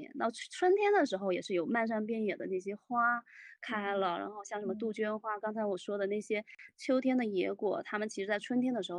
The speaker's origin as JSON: {"language": "Chinese", "region": "Fujian", "country": "China", "tie": "born or raised there", "said": "不不不不，我我小时候是在山里面，我们在我们那边是属于武夷山那边儿。"}